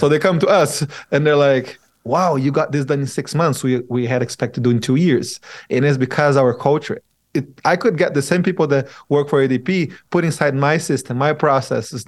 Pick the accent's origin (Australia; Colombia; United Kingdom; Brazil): Brazil; now in Utah, United States; I moved to Utah. I'm originally from Brazil